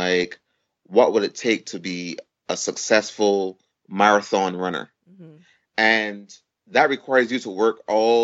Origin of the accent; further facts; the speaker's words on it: Barbados; moved away as an adult; now in United States; I was born in Barbados. And I, you know, went to school at Harrison's College in Barbados